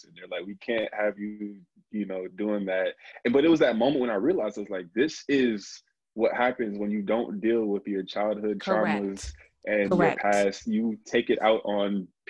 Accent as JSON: {"language": "English", "region": "New Jersey", "country": "United States", "said": "I'm from Jersey"}